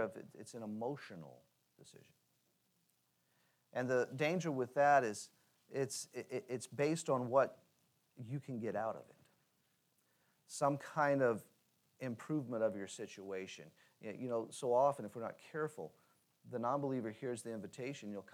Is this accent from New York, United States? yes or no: no; Louisiana, United States; moved away; growing up in Louisiana and spending the last 6 years there before moving back